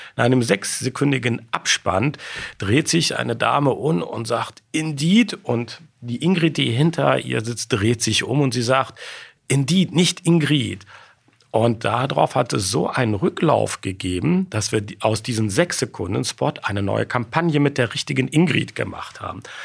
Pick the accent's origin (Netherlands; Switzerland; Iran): Netherlands; Sittard, Limburg; moved away; also born or lived in Rhineland, Germany / Aachen, Germany; Ich bin in Sittard in Holland geboren, aber direkt an der deutschen Grenze